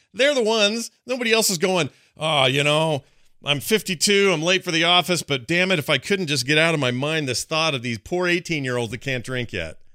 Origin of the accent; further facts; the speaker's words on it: Utah, United States; my home state, which I have a lot of pride